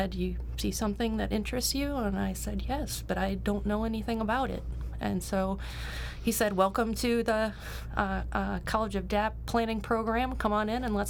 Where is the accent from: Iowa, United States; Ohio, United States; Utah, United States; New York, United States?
Ohio, United States; Cleveland; moved away as an adult; also born or lived in Cincinnati, Ohio; I'm originally from Cleveland. I grew up on the east side mostly.